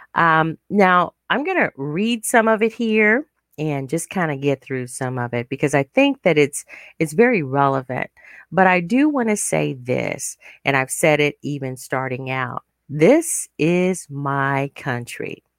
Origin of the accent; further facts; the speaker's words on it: United States; living in our nation